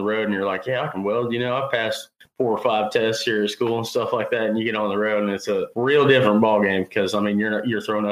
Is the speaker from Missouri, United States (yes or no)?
yes; Carrollton, Missouri, United States; I'm from Carrollton, Missouri